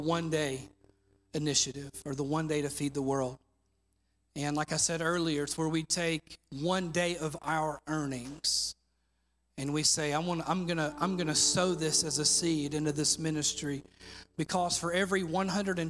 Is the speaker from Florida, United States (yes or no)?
no; Mississippi, United States; moved away; my home state of Mississippi